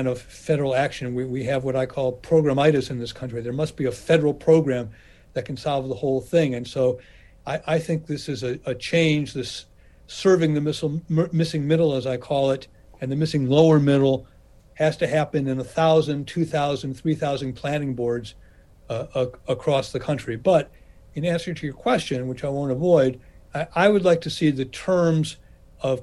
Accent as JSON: {"language": "English", "town": "Cleveland", "region": "Ohio", "country": "United States", "tie": "born or raised there", "said": "my hometown of Cleveland"}